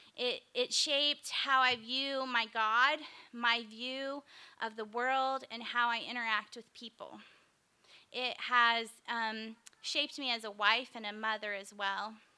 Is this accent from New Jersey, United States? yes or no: no; Springfield, Missouri, United States; also born or lived in Kokomo, Indiana; moved back to my hometown of Springfield, Missouri